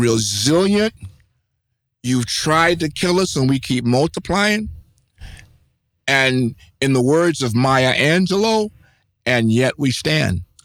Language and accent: English; United States; I am a American. My ethnicity is American.